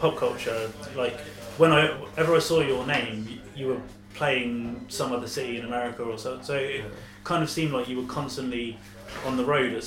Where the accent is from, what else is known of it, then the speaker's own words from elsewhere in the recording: Portsmouth, South East England, United Kingdom; I'm from Portsmouth, which is a city... So about an hour down the road